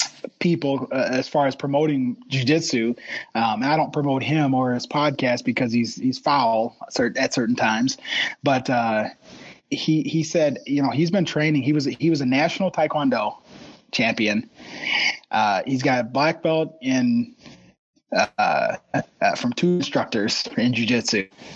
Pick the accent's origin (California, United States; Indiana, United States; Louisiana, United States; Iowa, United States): Indiana, United States; Gary; born there; But I was born in Gary, Indiana. That's that right there. I mean, that was the murder capital of the states at the time, if not the world. But born in Gary.